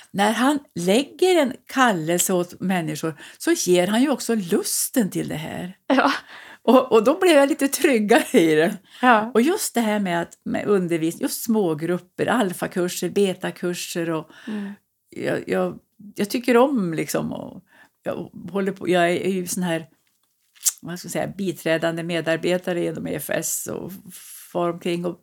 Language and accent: Swedish; Värmland, Sweden; moved away; Jag har hållit på ända sedan bodde uppe i Östersund i många år när jag kom från Värmland.